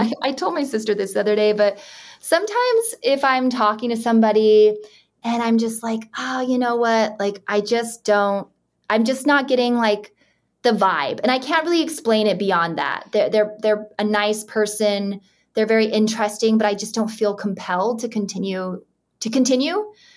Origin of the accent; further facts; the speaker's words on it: Utah, United States; I grew up in Utah